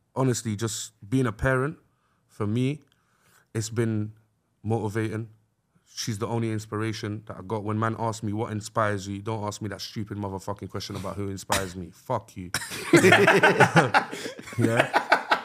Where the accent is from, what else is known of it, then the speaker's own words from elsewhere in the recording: London, United Kingdom; where we're from, like, North West Londoners are just, uh, unapologetically North West.